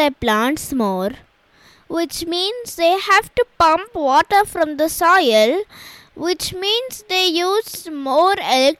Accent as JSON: {"language": "English", "country": "India", "said": "I am from India and I am 10 years old."}